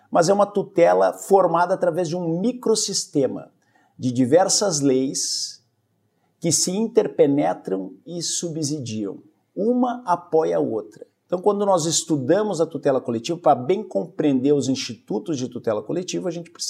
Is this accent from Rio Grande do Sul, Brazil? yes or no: yes; Porto Alegre, Rio Grande do Sul, Brazil; moved away as an adult; now in Espírito Santo, Brazil; sou natural do Rio Grande do Sul, nasci em Porto Alegre e me é, formei, vamos dizer assim, no Rio Grande do Sul.